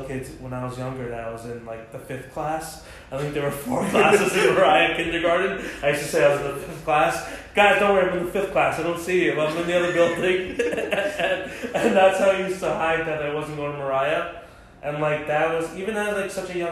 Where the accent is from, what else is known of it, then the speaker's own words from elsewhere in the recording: Englewood, New Jersey, United States; I grew up with David in Englewood, New Jersey